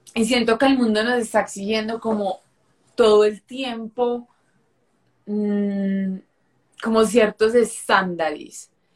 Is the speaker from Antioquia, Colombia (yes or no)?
yes; Medellín, Antioquia, Colombia; soy de Medellín, de una ciudad de aquí de Colombia